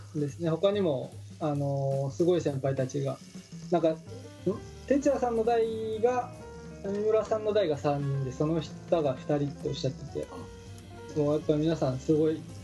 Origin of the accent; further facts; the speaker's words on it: Shizuoka, Japan; 僕地元静岡なんですけど